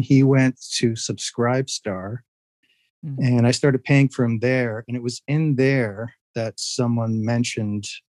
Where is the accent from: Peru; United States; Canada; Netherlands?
Canada; also born or lived in Ontario; I'm Canadian, by the way, living in Ontario, just a little east of Toronto.